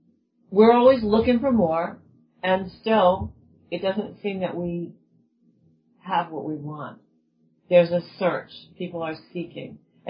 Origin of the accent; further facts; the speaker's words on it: United States; I'm American.